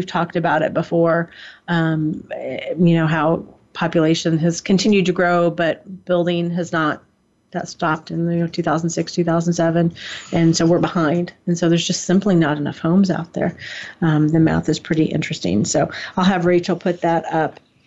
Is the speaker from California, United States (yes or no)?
yes; San Mateo, California, United States; now in Monroe County, United States; I was born in San Mateo